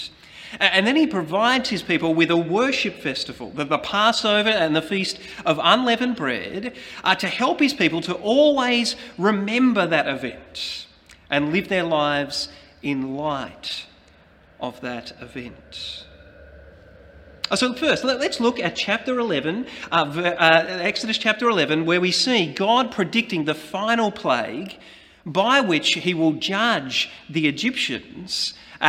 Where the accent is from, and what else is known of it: Australia